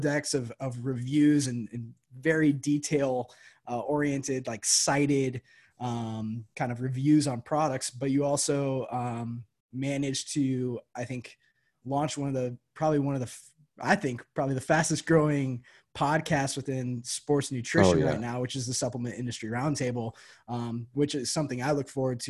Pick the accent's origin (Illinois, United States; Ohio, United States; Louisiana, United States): Illinois, United States; Moline; I'm from Moline. We're part of the Quad Cities.